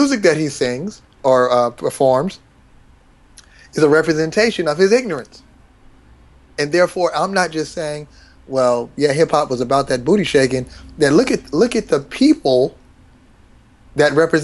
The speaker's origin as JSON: {"language": "English", "town": "Seattle", "region": "Washington", "country": "United States", "tie": "born or raised there", "said": "I'm from Seattle, born in Seattle."}